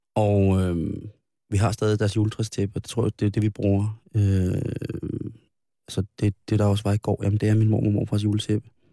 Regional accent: Denmark; Den 24. holdt vi jul i Ibskoven, det er mit barndomshjem

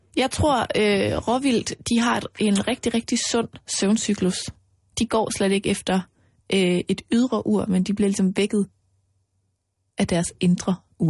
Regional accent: Mols, Central Denmark Region, Denmark; moved away; Altså, jeg er jo vokset op ude på Mols

